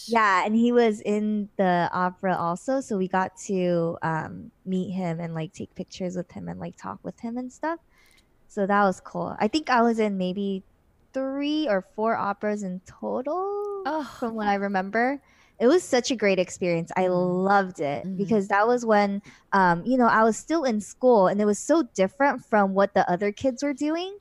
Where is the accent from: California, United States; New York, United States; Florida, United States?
California, United States; Los Angeles; moved away as an adult; also born or lived in China / South Korea; I was born and raised in Los Angeles, California, or well, near Los Angeles